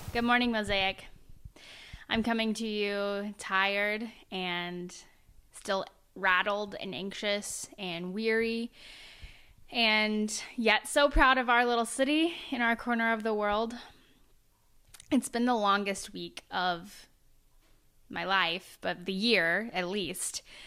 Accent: Oklahoma, United States; moved away; I'm from Oklahoma

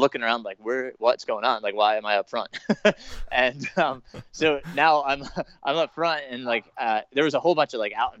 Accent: Middletown, New York, United States; I grew up in, Middletown, New York

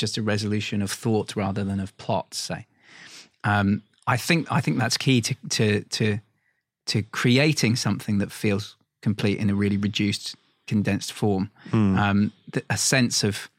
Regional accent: London, United Kingdom; I'm a Londoner

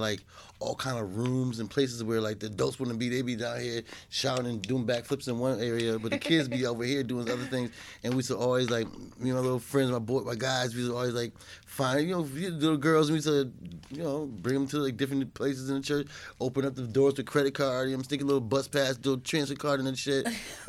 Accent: New York City, New York, United States; moved away; also born or lived in Massachusetts / Charlotte; I was born in Massachusetts, but I was raised in Brooklyn

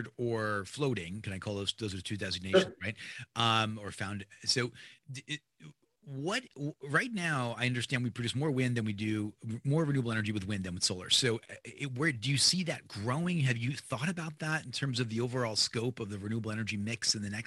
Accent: New Jersey, United States; also born or lived in New York; now in Maui, United States; I'm an East Coast guy. I grew up in New Jersey and lived in New York.

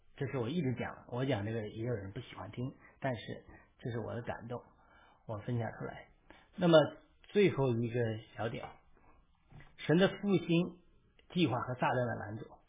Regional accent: China; first language Chinese; moved away; 我们老家，老农村的老家

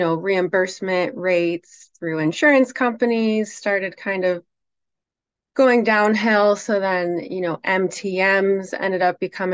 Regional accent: near Syracuse, upstate New York, United States; I grew up in New York, upstate New York. So near Syracuse

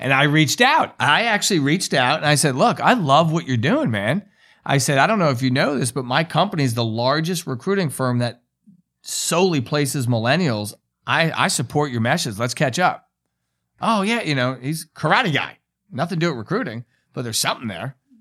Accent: New York, United States; I'm a New Yorker

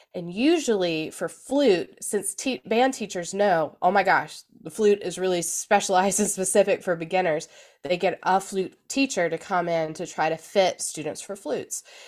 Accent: Gwinnett County, Georgia, United States; I am originally from Georgia. I grew up in Gwinnett County

